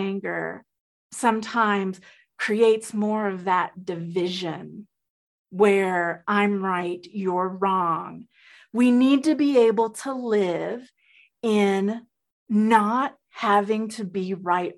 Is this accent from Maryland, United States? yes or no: no; Texas, United States; also born or lived in Colombia; I am originally from Colombia, South America. I have a mixed race. And I grew up I grew up in the 60s and 70s in Texas